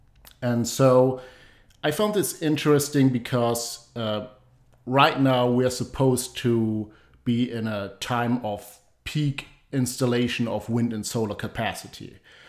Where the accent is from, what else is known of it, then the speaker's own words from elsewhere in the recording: Germany; moved away; my home country, Germany.